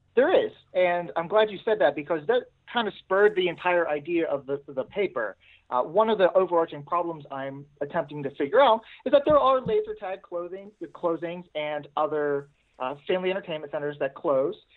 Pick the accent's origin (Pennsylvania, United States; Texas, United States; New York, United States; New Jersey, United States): Pennsylvania, United States; Pittsburgh; I'm from Pittsburgh. Yep, I'm from Pittsburgh, Pennsylvania